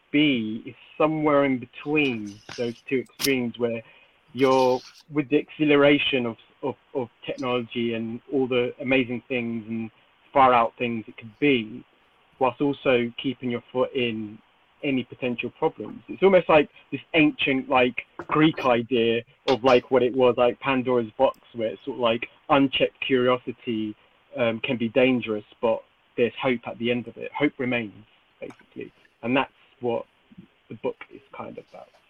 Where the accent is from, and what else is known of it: United Kingdom